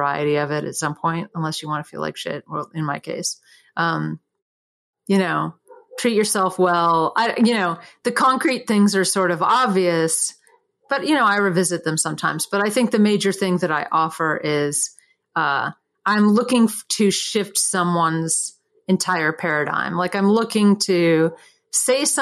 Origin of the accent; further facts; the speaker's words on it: Durham, North Carolina, United States; moved away as an adult; also born or lived in San Francisco; when I grew up in Durham